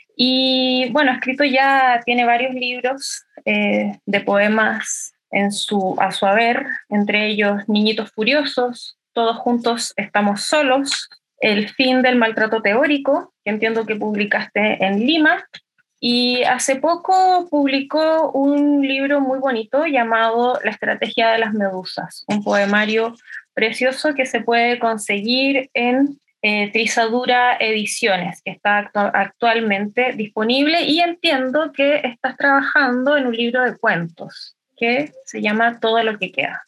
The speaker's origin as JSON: {"language": "Spanish", "town": "Santiago", "region": "Santiago Metropolitan Region", "country": "Chile", "said": "yo soy de Santiago"}